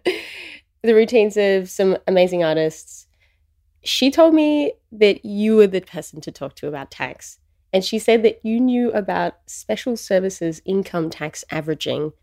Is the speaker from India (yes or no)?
no; Australia; I'm Australian